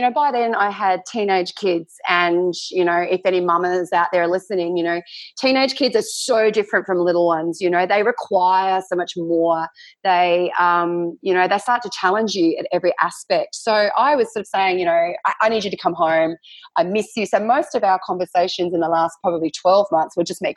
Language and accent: English; Tasmania, Australia; also born or lived in North Queensland; now in Western Australia, Australia; I grew up in Tasmania, lived in North Queensland.